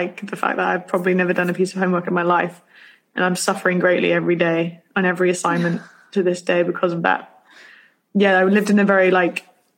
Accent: United Kingdom; I'm so British.

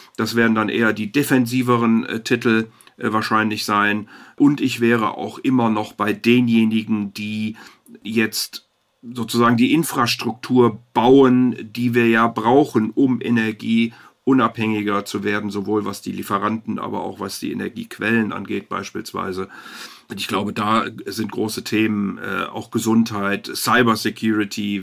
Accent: Rhineland, Germany; ich bin Rheinländer

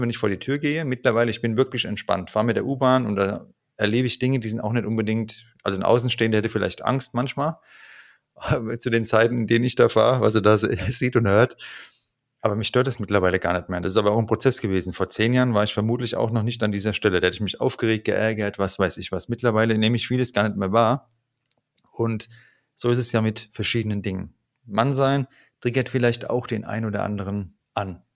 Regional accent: Frankfurt am Main, Hesse, Germany; das ist meine Heimat

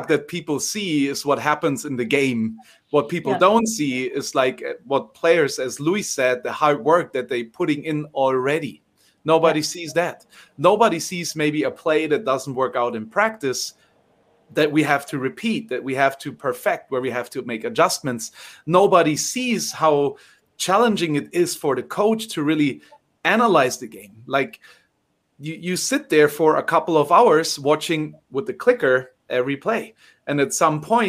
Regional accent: Bavaria, Germany; I'm from Bavaria

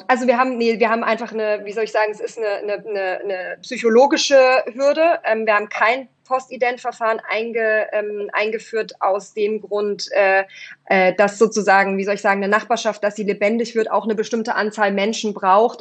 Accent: Swabian Jura, Baden-Württemberg, Germany; moved away as an adult; also born or lived in East Germany; now in Berlin, Germany; bin dann auf die Schwäbische Alb gezogen in ein anderes kleines Dorf

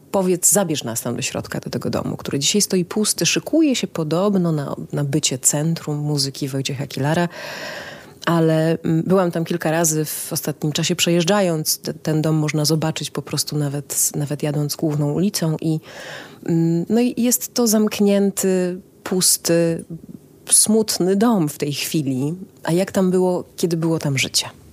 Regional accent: Kraków, Lesser Poland, Poland; also born or lived in Cieszyn; urodziłam się już w Krakowie

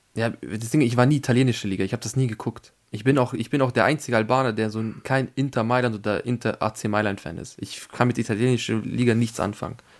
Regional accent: Vienna, Austria; ich bin ja Österreicher

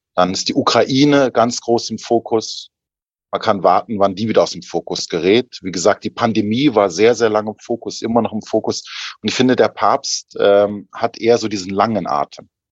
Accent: Germany; moved away; als Deutscher, als Priester, als Theologe, als Mönch

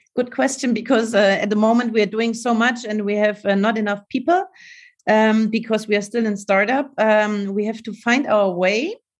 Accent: Munich, Bavaria, Germany; in Munich because this is my hometown

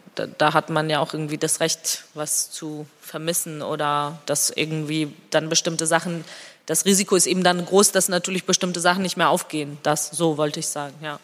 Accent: Georgia; first language Georgian; German is a second language; moved away; meine Muttersprache auch sehr sehr stark da und ich rede mit meinen Kindern zum Beispiel ausschließlich Georgisch

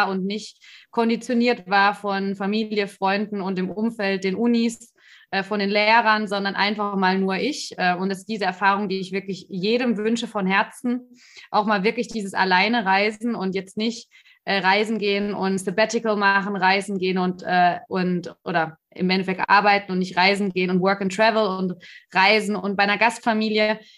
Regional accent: Stuttgart, Baden-Württemberg, Germany; now in Berlin, Germany; Also ich wohne jetzt in Berlin, ich bin eigentlich aus Stuttgart, aus dem Ländle. Dementsprechend auch mit äh, solchen Werten teilweise aufgewachsen.

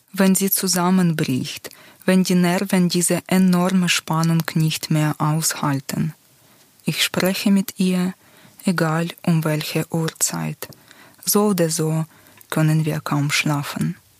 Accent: Luhansk, Luhansk Oblast, Ukraine; German is a second language; moved away as an adult; also born or lived in Lviv, Ukraine; now in Switzerland; Ich bin in Luhansk im Osten der Ukraine aufgewachsen

